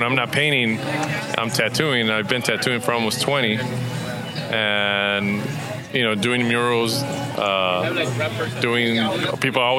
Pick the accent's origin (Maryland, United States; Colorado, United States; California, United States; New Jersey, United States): California, United States; Los Angeles; I grew up in Boyle Heights, East LA, borderline